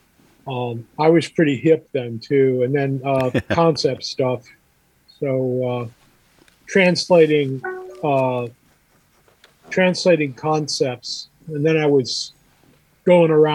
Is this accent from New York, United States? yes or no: no; Beverly Shores, Indiana, United States; I grew up in Beverly Shores and went to grade school at St. Pat's in Chesterton.